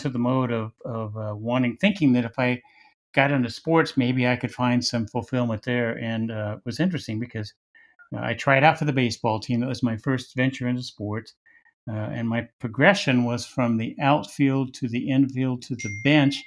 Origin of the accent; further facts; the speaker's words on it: Wichita, Kansas, United States; also born or lived in Lawrence, Kansas; growing up in Wichita, Kansas